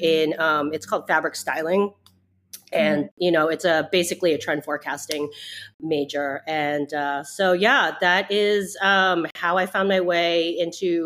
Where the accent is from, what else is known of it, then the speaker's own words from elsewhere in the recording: Massachusetts, United States; moved away as an adult; now in New York City, United States; I grew up in the Northeast. I grew up in Massachusetts